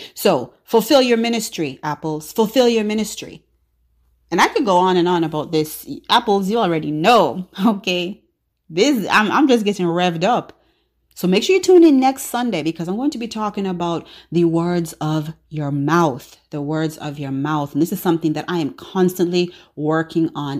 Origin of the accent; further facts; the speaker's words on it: Jamaica; sometimes patois, you know, I'm Jamaican, so sometimes patois.